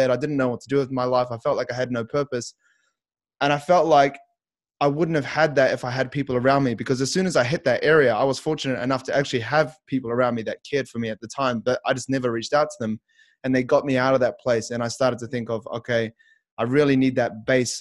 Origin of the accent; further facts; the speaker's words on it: Christchurch, Canterbury, New Zealand; also born or lived in Auckland; I moved from my home city up to Auckland. So I'm from Christchurch.